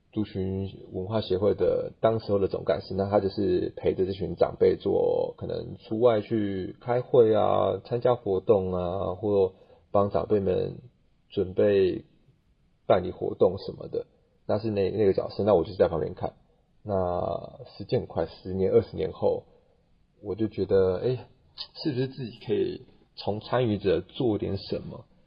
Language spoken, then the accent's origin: Chinese; Puli, Nantou County, Taiwan; 我来自南投埔里，我是八仔族